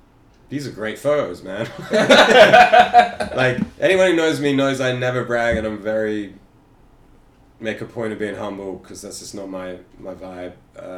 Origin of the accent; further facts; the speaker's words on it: Ireland; moved away; also born or lived in New York; I'm like an Irish Jew